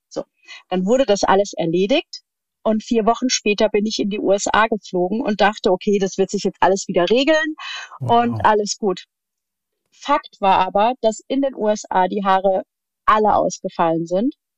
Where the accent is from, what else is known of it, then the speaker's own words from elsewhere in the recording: near Darmstadt, Hesse, Germany; ich komme aus dem schönen Hessen und äh, Äh, bin in der Nähe von Darmstadt aufgewachsen, wo ich auch tatsächlich jetzt immer noch lebe oder wieder lebe.